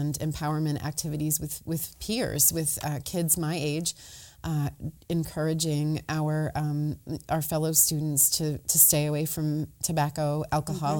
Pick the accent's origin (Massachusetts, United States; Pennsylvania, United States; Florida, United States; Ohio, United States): Massachusetts, United States; Gloucester; also born or lived in New Bedford area, Massachusetts; I was born in Gloucester, actually at Beverly Hospital